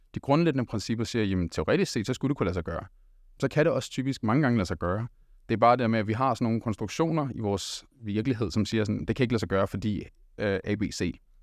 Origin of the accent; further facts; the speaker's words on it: Denmark; jeg er også øh, født og opvokset her i Danmark